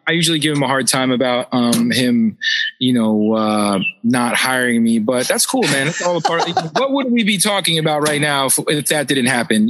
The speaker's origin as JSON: {"language": "English", "area": "Philadelphia and Pittsburgh", "region": "Pennsylvania", "country": "United States", "tie": "born or raised there", "also_born_or_lived": "Lansdale, Pennsylvania / Minnesota", "moved": "yes", "said": "I will call myself a Pennsylvania uh, native and born in Philly and bred in Pittsburgh."}